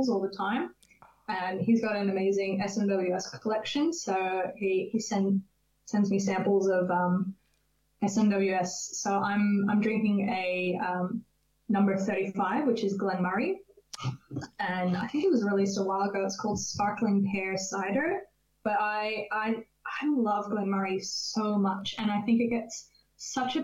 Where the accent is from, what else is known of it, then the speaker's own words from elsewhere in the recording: California, United States; moved away; I'm originally from California